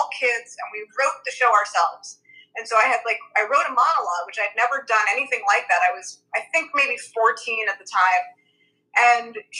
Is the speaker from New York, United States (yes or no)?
yes; New York City, New York, United States; I'm from Brooklyn